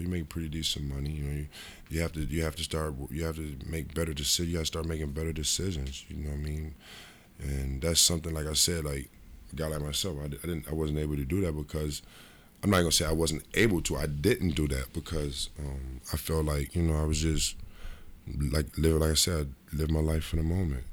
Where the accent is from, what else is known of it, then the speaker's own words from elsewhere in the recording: Rochester, New York, United States; moved away; also born or lived in Cincinnati; my hometown, Rochester, New York